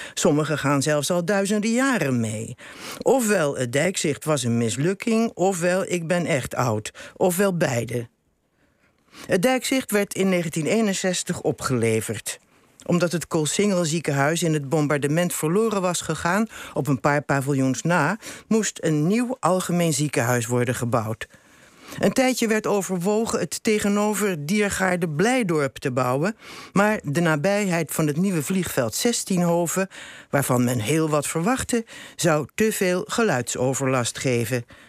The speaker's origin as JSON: {"language": "Dutch", "town": "Rotterdam", "region": "South Holland", "country": "Netherlands", "tie": "born or raised there", "moved": "yes", "said": "ben ik daar geboren en getogen."}